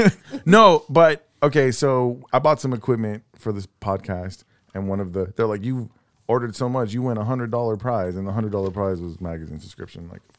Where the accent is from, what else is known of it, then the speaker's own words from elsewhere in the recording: Texas City, Texas, United States; moved away as an adult; now in Deer Park, United States; I grew up in Lamarck in Texas City.